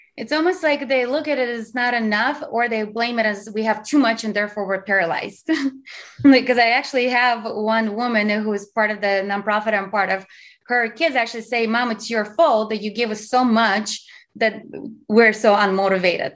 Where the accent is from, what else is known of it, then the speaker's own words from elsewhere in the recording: Azerbaijan; English is a second language; now in United States; I'm from Azerbaijan, which used to be part of USSR